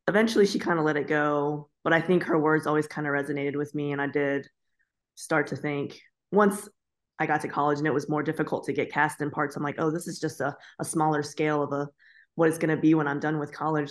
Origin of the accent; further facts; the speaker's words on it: Florida, United States; also born or lived in Ohio; I was born in Ohio, but I was raised in Florida.